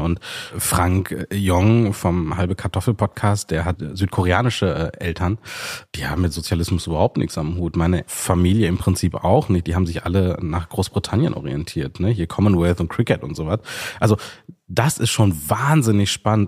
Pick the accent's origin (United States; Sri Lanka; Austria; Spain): Sri Lanka; moved away; ich bin in Sri Lanka geboren